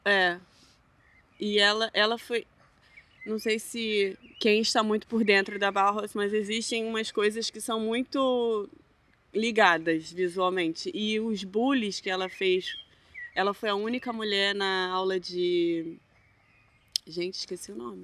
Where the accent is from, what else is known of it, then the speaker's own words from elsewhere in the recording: Rio de Janeiro, Brazil; moved away as an adult; now in Hamburg, Germany; Aí eu, não, Rio.